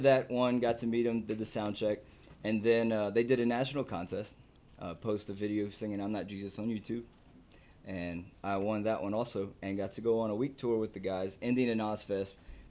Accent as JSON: {"language": "English", "town": "Lafayette", "region": "Louisiana", "country": "United States", "said": "I'm from Lafayette, Louisiana."}